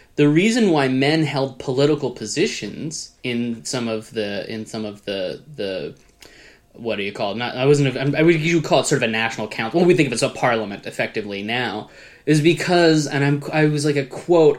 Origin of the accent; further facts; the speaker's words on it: United States; I'm an American